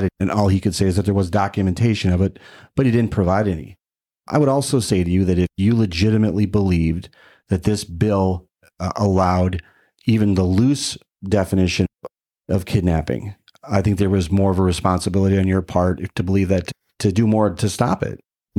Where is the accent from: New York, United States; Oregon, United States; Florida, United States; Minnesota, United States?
Minnesota, United States; As a parent, as a Minnesotan, I have a number of concerns about the legislation